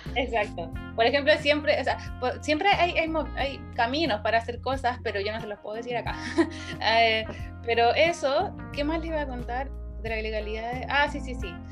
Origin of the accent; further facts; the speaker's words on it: Valparaíso, Chile; moved away as an adult; also born or lived in Santiago, Chile; now in South Korea; yo soy de Valparaíso